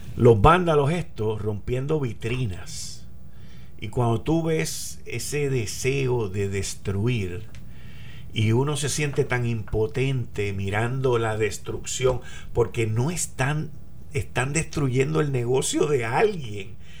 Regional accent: Puerto Rico; yo decirle de Puerto Rico

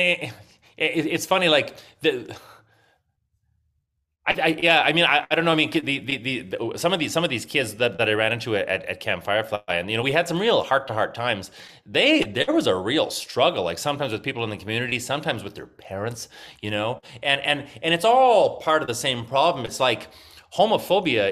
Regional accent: a small farming town north of Regina, Saskatchewan, Canada; I actually grew up in a small farming town north of Regina

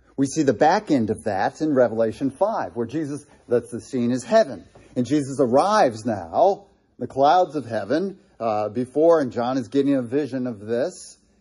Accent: Ohio, United States; Being from Ohio

